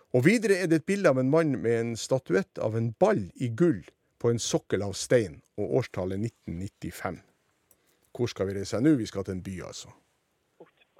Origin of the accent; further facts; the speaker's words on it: Sortland, Nordland, Norway; kinoen på Sortland, der jeg gikk på videregående skole den tida